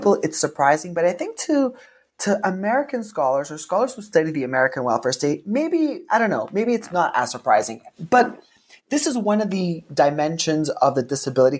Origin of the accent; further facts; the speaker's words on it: Canada; also born or lived in Seattle, United States / Oxford, United Kingdom; I was trained in the United States, even though I'm Canadian